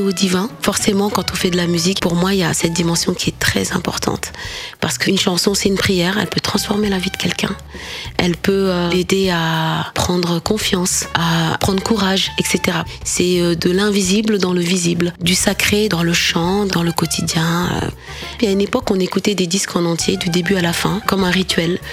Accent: Dakar, Senegal; first language Wolof; French is a second language; moved away; C'est ma langue natale, donc c'est une source. Quand je chante en Wolof, j'ai vraiment l'impression que je, je, suis toujours cette Sénégalaise euh, qui a jamais quitté Dakar

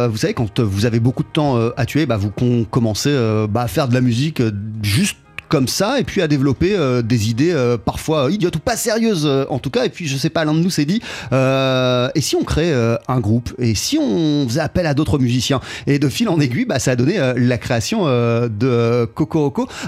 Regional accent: London, United Kingdom; Et en fait, euh, bah on fait de la musique qui, est, londonienne parce que on vient de Londres

